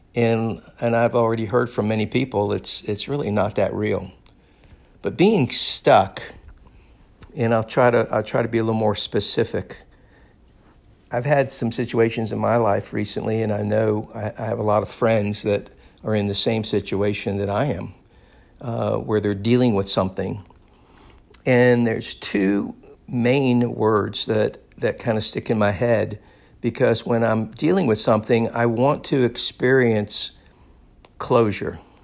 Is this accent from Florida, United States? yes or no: yes; Daytona Beach, Florida, United States; moved away; I recently was in my hometown of Daytona Beach, and I loved gro-, I loved growing up in Daytona Beach